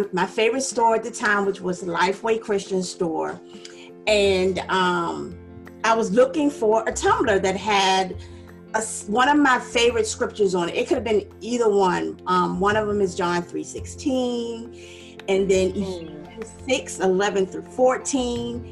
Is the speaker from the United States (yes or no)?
yes; Ruther Glen, Virginia, United States; I'm originally from Ruther Glen, Virginia